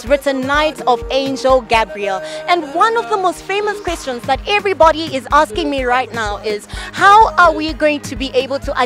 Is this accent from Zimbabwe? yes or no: yes; Zimbabwe; I'm also from Zimbabwe